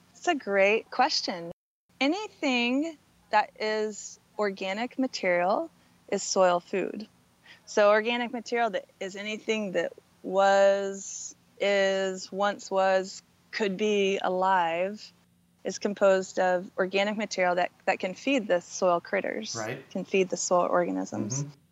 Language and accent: English; Southern Oregon, United States; I went back to work with farmers in, in my hometown in Southern Oregon